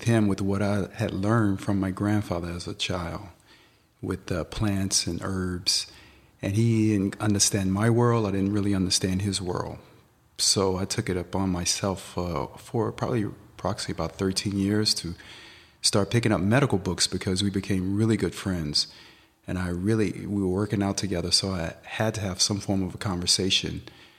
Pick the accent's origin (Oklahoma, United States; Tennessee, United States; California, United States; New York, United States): Tennessee, United States; Well, I grew up in Tennessee, and I grew up on a farm. My grandfather, he's a part Native American.